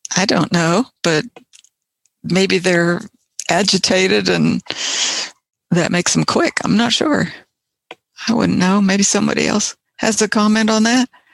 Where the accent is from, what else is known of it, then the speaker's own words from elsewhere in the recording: Ohio, United States; moved away; also born or lived in West Virginia; I I grew up in Ohio and we had some Bob White there